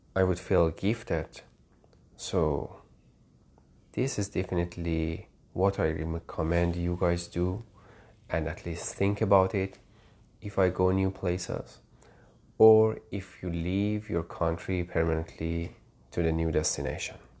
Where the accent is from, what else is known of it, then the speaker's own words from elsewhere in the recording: Tehran, Tehran Province, Iran; moved away as an adult; now in United States; I grew up in Tehran, capital of Iran